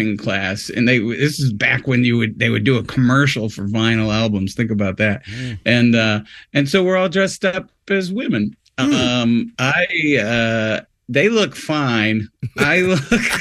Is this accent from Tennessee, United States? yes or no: no; Syracuse, New York, United States; I grew up in Syracuse, New York